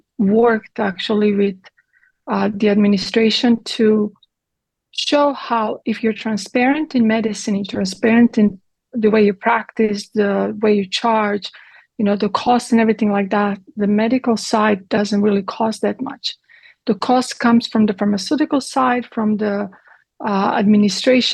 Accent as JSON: {"language": "English", "town": "Split", "region": "Split-Dalmatia County", "country": "Croatia", "tie": "born or raised there", "also_born_or_lived": "Italy", "second_language": "English", "moved": "as an adult", "lives_now": "Texas, United States", "said": "I grew up in Croatia, in Yugoslavia, in communism."}